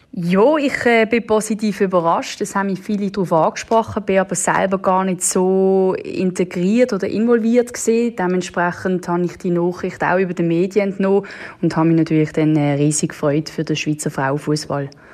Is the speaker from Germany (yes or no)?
no; Netherlands; now in Switzerland; ich selber bin ja Holländerin